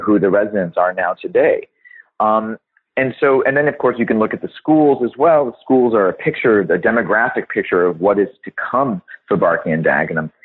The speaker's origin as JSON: {"language": "English", "town": "Los Angeles", "region": "California", "country": "United States", "tie": "born or raised there", "accent": "American", "said": "I grew up in Los Angeles, California, and went to public schools my whole life until until I went to university."}